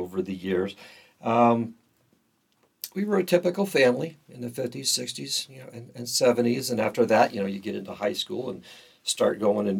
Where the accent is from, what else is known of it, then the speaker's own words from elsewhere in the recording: Southern California, United States; I grew up in Southern California. Early years, my parents, they attended the Episcopal Church, one of the Episcopal churches in the area.